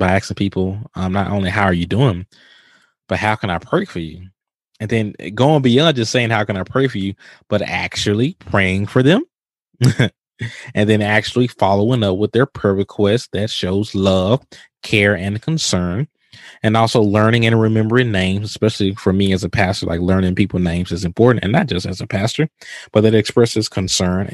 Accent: Mississippi, United States; now in Houston, United States; I'm from Mississippi

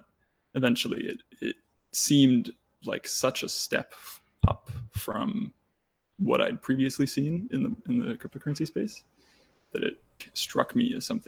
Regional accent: Germany; born there

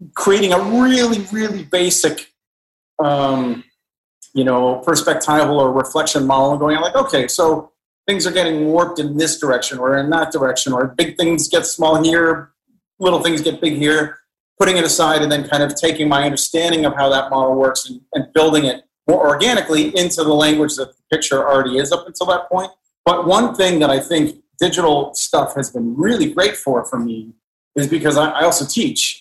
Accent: Los Angeles, California, United States; I remember having a great childhood. I, I, remember, you know, sunny Southern California in the late 70s and 80s

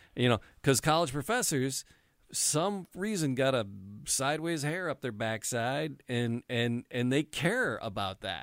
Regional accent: Detroit, Michigan, United States; I grew up in the city. I was born, raised in the city

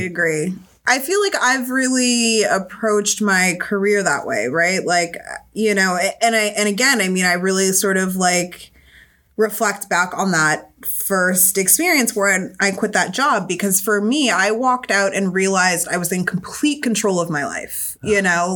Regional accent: Southern California, United States; now in Boston, United States; I'm originally from Southern California

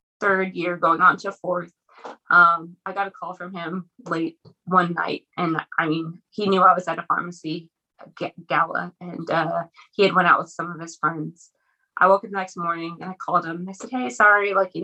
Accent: Lubbock, Texas, United States; I'm originally from Lubbock. So that's kind of where I went to school, both for undergrad and for pharmacy school.

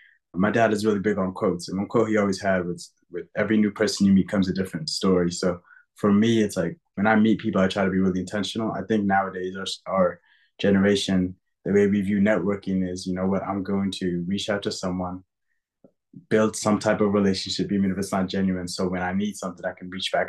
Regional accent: United States; also born or lived in Sudan; I'm a first-generation American. I was born in Sudan. Moved here when I was 5 years old with my family

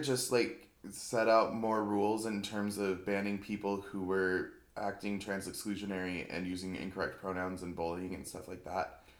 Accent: Seattle, Washington, United States; moved away as an adult; also born or lived in Missoula, Montana; now in New York, United States; I'm just from Seattle

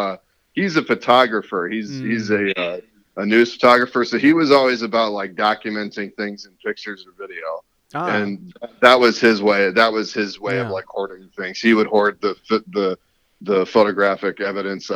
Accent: South Lyon, Michigan, United States; born or raised there; also born or lived in Columbus, Ohio / Birmingham, Michigan / Troy, Michigan

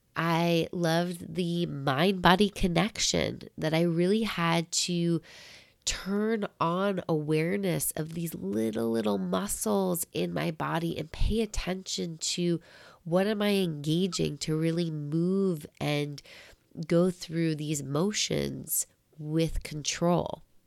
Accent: New York, United States; also born or lived in Michigan; being a New Yorker, you're used to walking a lot

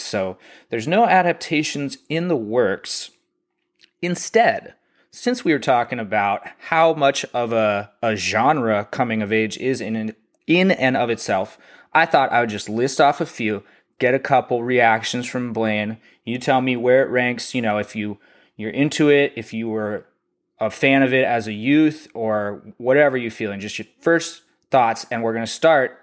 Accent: North Texas, United States; I'm from North Texas

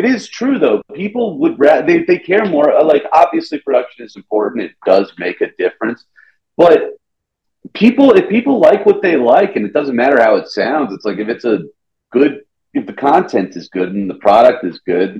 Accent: the South, United States; If you want to talk about like growing up in the South, he was my very first bully, and then he became my best friend.

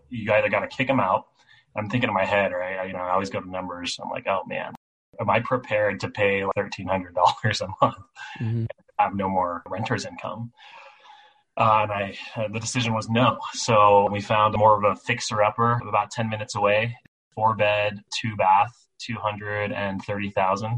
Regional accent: California, United States; moved away; I'm from California originally

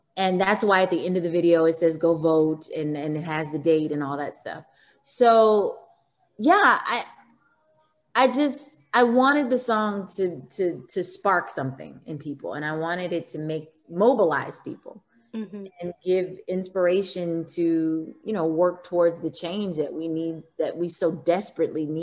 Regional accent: Missouri, United States; I'm from Missouri, I grew up in Missouri

